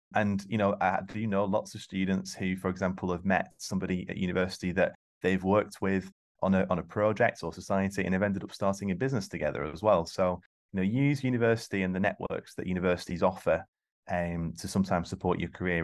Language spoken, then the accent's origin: English; East Lancashire, North West England, United Kingdom; I grew up in East Lancashire, single parent family